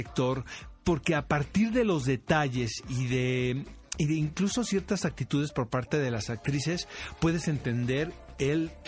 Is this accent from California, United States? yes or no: yes; San Diego, California, United States; also born or lived in Tijuana, Mexico; Saben, yo crecí en San Diego y en Tijuana, entonces...